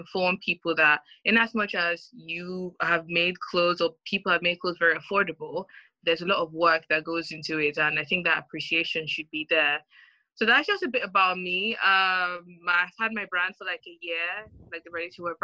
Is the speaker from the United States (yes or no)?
no; Nigeria; now in United Kingdom; I am a Nigerian women's wear designer based in the UK, even though I was brought up in Nigeria.